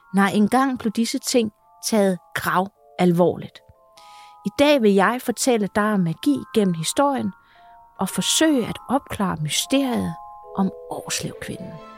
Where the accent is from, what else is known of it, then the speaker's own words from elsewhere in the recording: Funen, Southern Denmark, Denmark; nu er jeg jo Fynbo